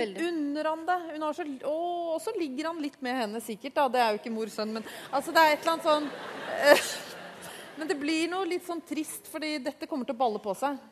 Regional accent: Oslo, Norway; jeg er jo fra Oslo vest.

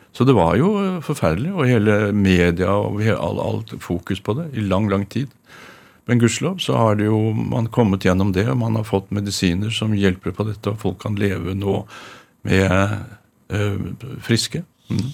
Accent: Oslo, Norway; jeg er fra Røa

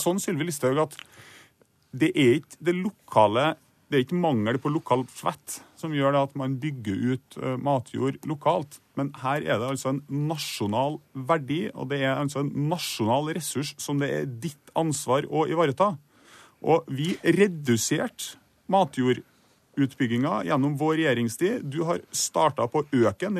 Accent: Trondheim, Trøndelag, Norway; I Trondheim, der jeg er fra

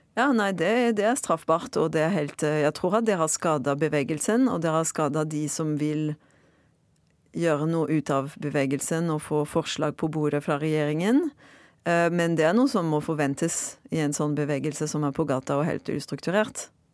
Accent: Marseille, Provence-Alpes-Côte d'Azur, France; Norwegian is a second language; moved away as an adult; now in Norway; Jeg er fransk fra Marseille og har bodd i Norge i nesten ti år.

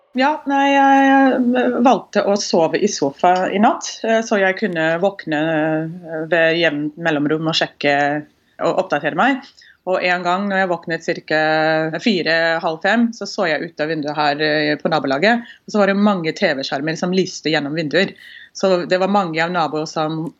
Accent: Houston, Texas, United States; born or raised there; Norwegian is a second language; now in Norway

